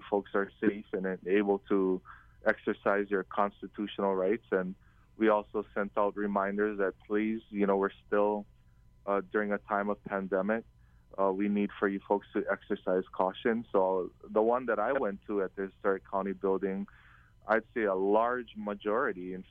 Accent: Kauai, Hawaii, United States; growing up on Kauai in an island like Kauai

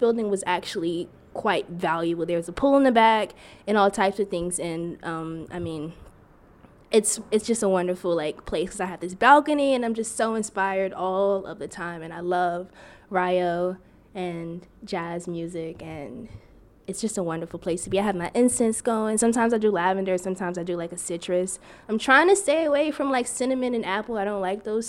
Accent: East Orange, New Jersey, United States; I'm from East Orange

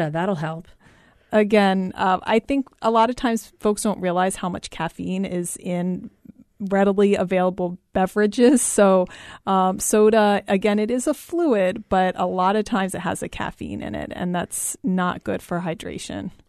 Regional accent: East Coast, United States; moved away; I'm from the East Coast and it gets very, very, very humid there.

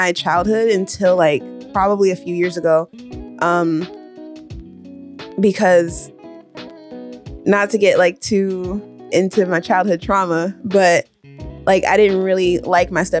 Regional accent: Ohio, United States; now in Omaha, United States; I'm an Omaha native, but I grew up in Ohio

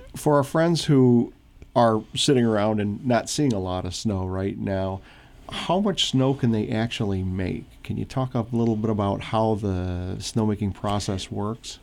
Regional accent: Midwest, United States; moved away; I grew up in the Midwest.

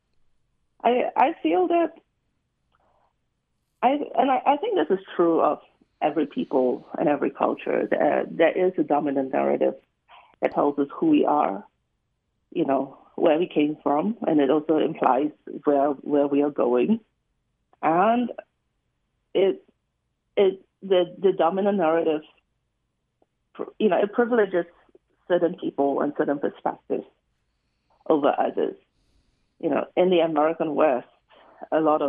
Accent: Singapore; moved away; I grew up in Singapore

